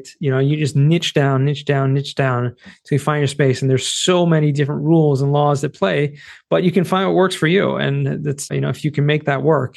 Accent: Southern California, United States; Growing up in Southern California

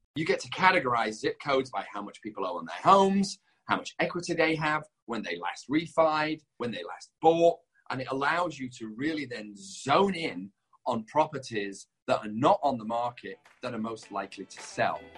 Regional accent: Leeds, Yorkshire and the Humber, United Kingdom; also born or lived in London; now in Los Angeles, United States; I'm not from London. I'm from a town called Leeds

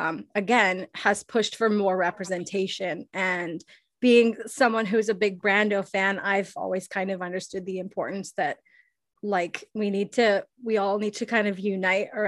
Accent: Toronto, Ontario, Canada; I'm from Toronto

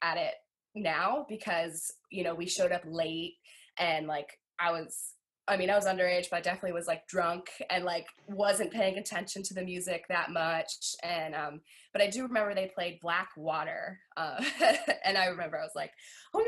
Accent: Virginia, United States; now in West Virginia, United States; So I always say that I'm from Virginia. I grew up in Virginia

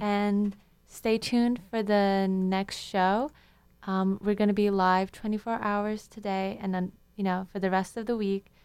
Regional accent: Istanbul, Turkey; now in United States; I'm originally from Istanbul, Turkey

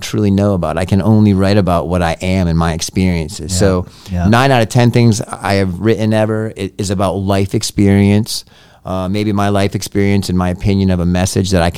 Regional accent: Massachusetts, United States; I'm from Massachusetts.

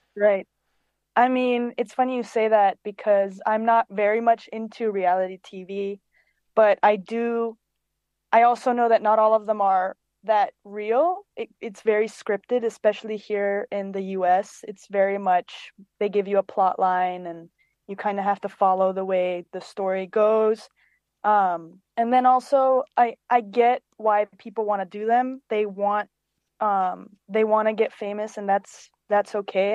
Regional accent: Cyprus; moved away as an adult; also born or lived in London, United Kingdom; now in Los Angeles, United States; I was born in London, and I grew up on an island called Cyprus in the Mediterranean, and I moved to Los Angeles in 2016

